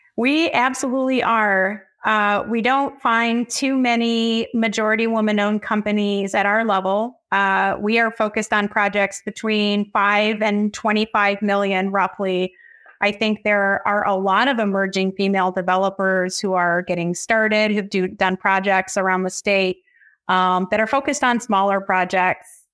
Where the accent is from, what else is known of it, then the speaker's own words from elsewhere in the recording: northern Oakland County, Michigan, United States; I grew up in northern Oakland County